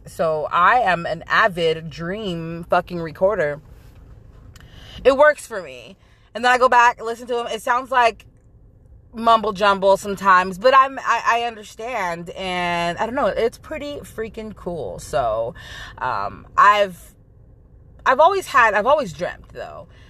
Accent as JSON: {"language": "English", "area": "Central Valley", "region": "California", "country": "United States", "moved": "yes", "said": "I'm originally from California, the Central Valley"}